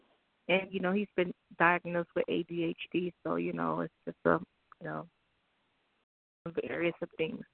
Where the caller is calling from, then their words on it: Miami, Florida, United States; I'm calling from Miami, Florida.